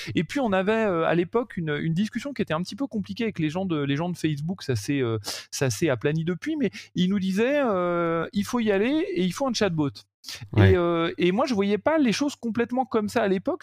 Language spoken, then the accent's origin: French; France; je suis français, j'habite en France et je travaille sur le marché français